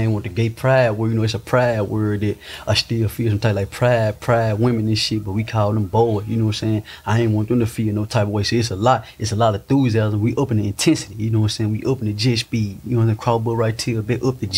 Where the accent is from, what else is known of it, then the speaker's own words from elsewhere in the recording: Inglewood, California, United States; I'm from Englewood, California